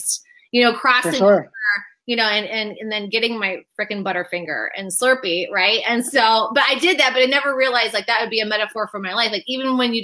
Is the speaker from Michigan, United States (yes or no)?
yes; Michigan, United States; I grew up in Michigan